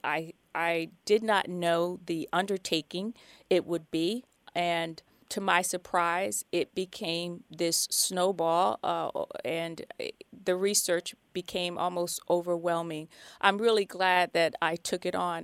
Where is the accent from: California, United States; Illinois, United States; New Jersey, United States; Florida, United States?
New Jersey, United States; I hail from New Jersey